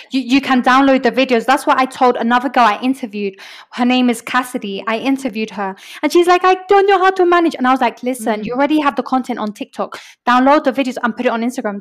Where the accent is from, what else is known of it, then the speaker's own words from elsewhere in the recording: London, United Kingdom; moved away as an adult; now in Medellín, Colombia; I grew up in London and I came to spend one year in Medellin in Medellin, Colombia.